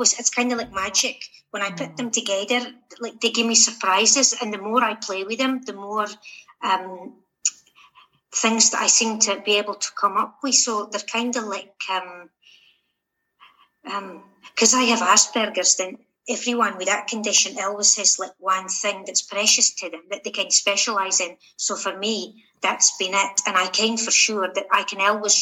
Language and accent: English; Shetland, Scotland, United Kingdom; now in Central Belt, Scotland; I'm from Shetland originally